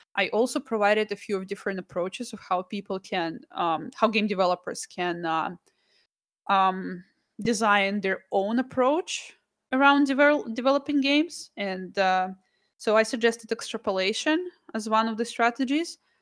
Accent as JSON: {"language": "English", "country": "Russia", "tie": "born or raised there", "moved": "yes", "said": "I'm from Russia, I was born there."}